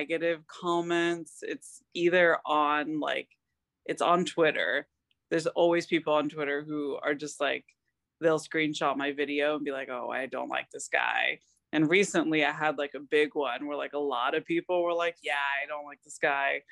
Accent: Lakeland, Florida, United States; moved away as an adult; now in Gainesville, United States; I am from Lakeland, Florida, but I live in Gainesville, Florida, because I go to school here

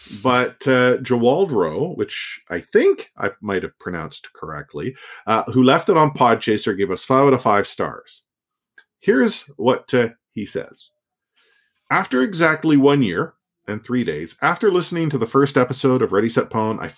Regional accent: Austria; English is a second language; also born or lived in Vancouver; While I am from Austria, I spent half a year during high school in Vancouver and learned to love the city and local culture.

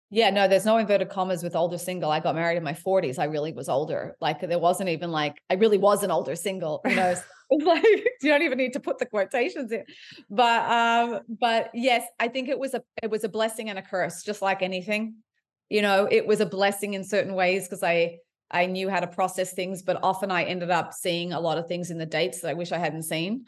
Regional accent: Sydney, New South Wales, Australia; also born or lived in Montreal, Quebec, Canada; I was raised in Sydney, Australia, and, uh, but I was born in Montreal, Quebec.

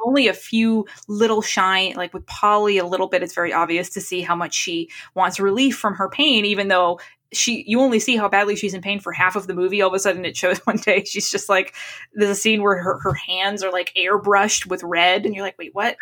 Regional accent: New England, United States; growing up in New England

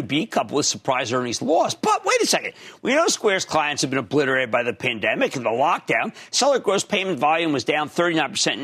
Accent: New Jersey, United States; my home state of New Jersey

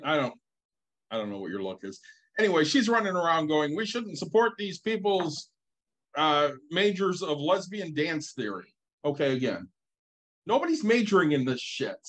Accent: Southwest Michigan, United States; the three of us growing up in Southwest Michigan

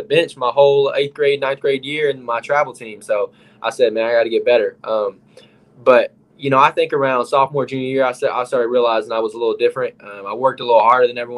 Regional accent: Gate City, Virginia, United States; I all grew up in Gate City, so that's kind of where I'm from.

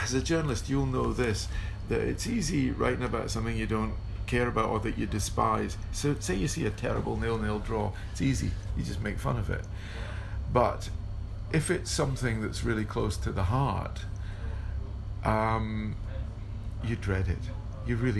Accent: Dundee, Scotland, United Kingdom; I was growing up, I was 11 at the time, I was growing up in Dundee

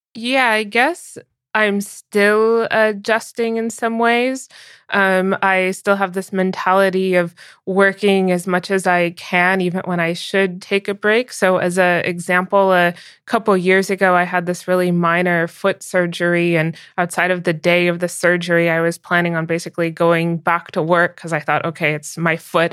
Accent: United States; moved away as an adult; also born or lived in San Francisco; now in Berlin, Germany; I'll always be strongly American because that's where I grew up and still spent the bulk of my life

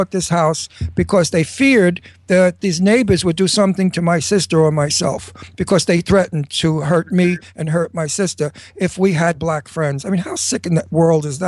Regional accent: New York City, New York, United States; also born or lived in Brooklyn, New York; I came from Brooklyn, and then I was raised in Astoria, Queens

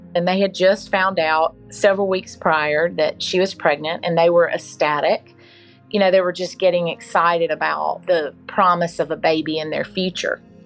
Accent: Mobile, Alabama, United States; I was born and raised here in Mobile

